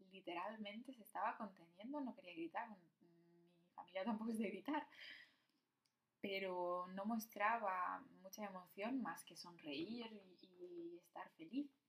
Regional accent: Morocco; Y, y nuestro blog, bueno, nuestro edificio, pues somos los únicos marroquíes.

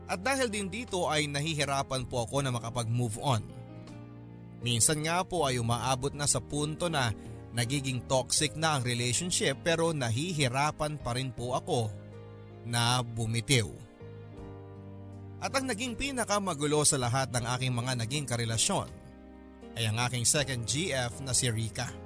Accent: Mimaropa, Philippines; moved away as an adult; also born or lived in Manila; now in Dubai, United Arab Emirates; Taga-Oriental Mindoro po ako originally ang aking pamilya. Pero noong ako ay mag-college na ay nagpamaynila na po ako. And eventually ay doon na rin po ako nakapag-relocate at naiwan na ang aking mga magulang sa Mindoro.

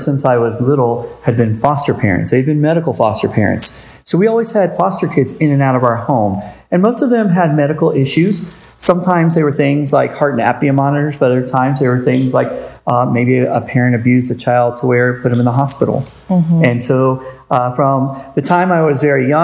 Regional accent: St. Petersburg, Florida, United States; I came from St. Pete, which is a lot bigger than Ellisville

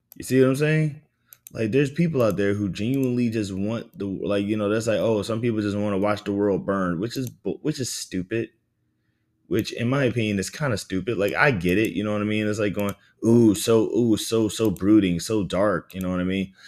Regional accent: the South, United States; I grew up in the South

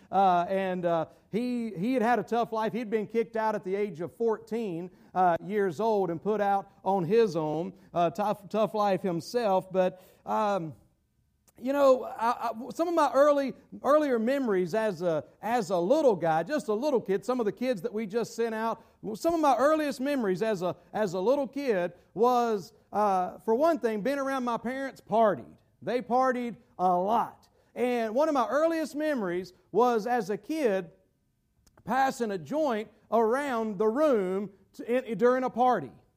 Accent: Gastonia, North Carolina, United States; my hometown in Gastonia, North Carolina

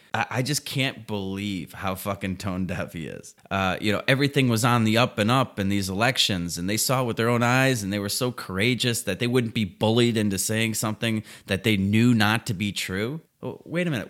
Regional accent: United States; I'm an American

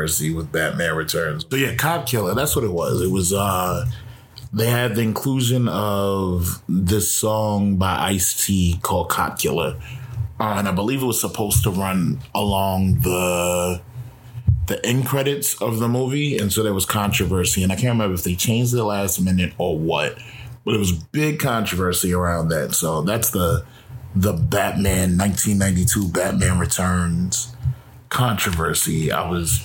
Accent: New York, United States; growing up in New York

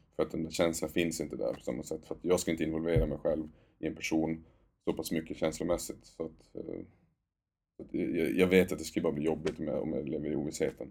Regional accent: Luleå, Norrbotten County, Sweden; moved away; det är Luleå, min hemstad också.

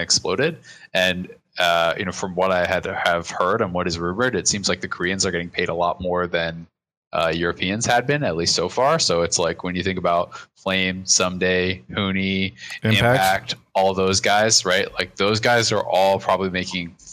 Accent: Kingston, Ontario, Canada; I grew up in Kingston, so not that far away

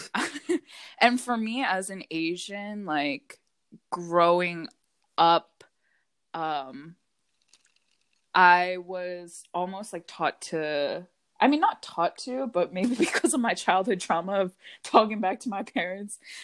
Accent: Hockessin, Delaware, United States; also born or lived in Pennsylvania; I was raised in Delaware.

